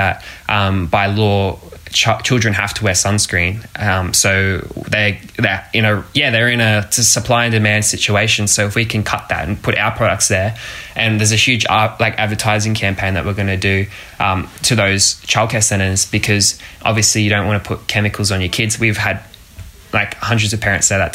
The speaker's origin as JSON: {"language": "English", "town": "Gold Coast", "region": "Queensland", "country": "Australia", "said": "a 17-year-old entrepreneur from the Gold Coast"}